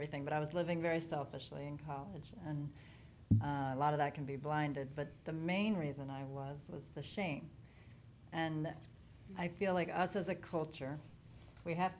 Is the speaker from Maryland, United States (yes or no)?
yes; Chevy Chase, Maryland, United States; I am from the D.C. area, but I'm from Chevy Chase.